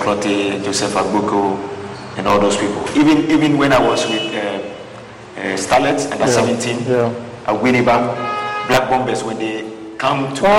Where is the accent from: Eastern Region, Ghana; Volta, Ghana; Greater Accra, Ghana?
Greater Accra, Ghana; Accra; moved away as an adult; also born or lived in Teshie / France / Scotland / Israel; I was born in Jamestown.